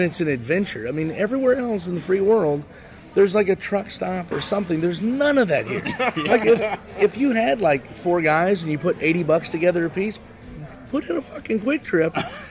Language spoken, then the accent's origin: English; Indianapolis, Indiana, United States; moved away as an adult; now in Los Angeles, United States; where I grew up in Indianapolis